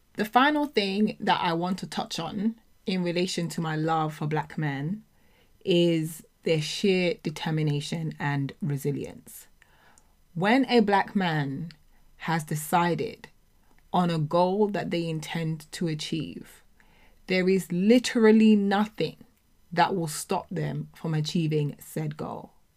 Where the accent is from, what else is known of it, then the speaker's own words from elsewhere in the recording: United Kingdom; as black people, as black British people, as children of immigrants